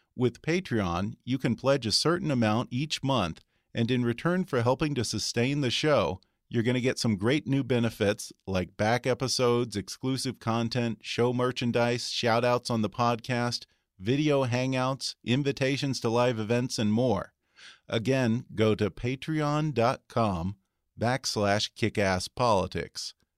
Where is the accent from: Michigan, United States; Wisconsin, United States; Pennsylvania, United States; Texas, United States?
Texas, United States; he's the governor of my home state, the great state of Texas